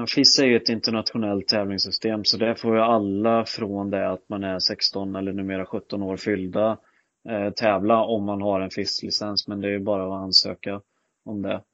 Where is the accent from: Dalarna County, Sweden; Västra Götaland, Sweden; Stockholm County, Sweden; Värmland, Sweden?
Västra Götaland, Sweden; Skövde; jag är född och uppvuxen hemma i Skövde